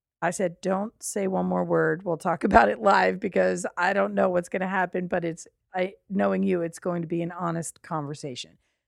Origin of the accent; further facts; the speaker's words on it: Long Valley, New Jersey, United States; moved away; We are in my hometown, which is Long Valley, New Jersey